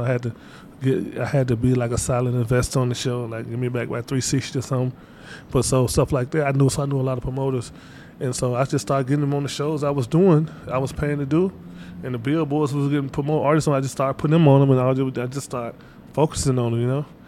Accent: Batesville, Mississippi, United States; I'm from Batesville, Mississippi

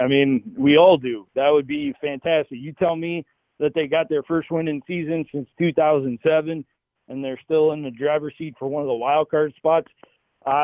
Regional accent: Cleveland, Ohio, United States; I love this city. This is home for me and my family going back generations. And to see somebody embrace my hometown after so many years of people dumping on Cleveland

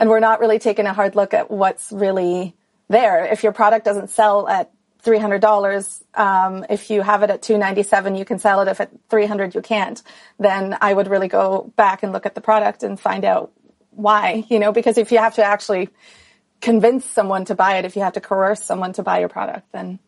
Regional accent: Switzerland; moved away as an adult; I grew up in Switzerland, went to school there, did everything there, and then started traveling when I was 18.

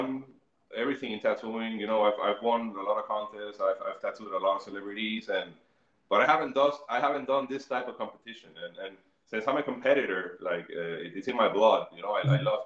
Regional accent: Bayamón, Puerto Rico; I grew up in Bayamón

